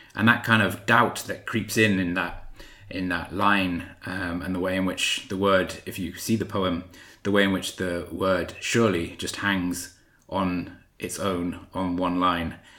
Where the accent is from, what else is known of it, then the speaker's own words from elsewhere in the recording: South Wales, United Kingdom; I was brought up in South Wales, so that sometimes crept in there as I was reading